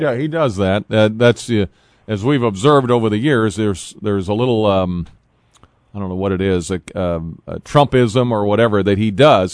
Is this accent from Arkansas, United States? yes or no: no; Toledo, Ohio, United States; I grew up with that in Toledo.